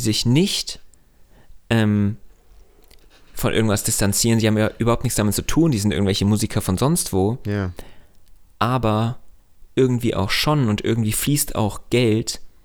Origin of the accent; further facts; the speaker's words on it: Hesse, Germany; bei uns in Hessen